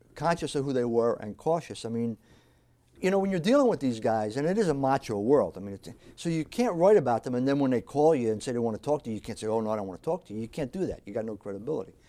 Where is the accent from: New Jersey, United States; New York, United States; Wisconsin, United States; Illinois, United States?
New Jersey, United States; also born or lived in South Philadelphia, Pennsylvania; I was born in South Philadelphia. We moved to New Jersey when I was about four years old.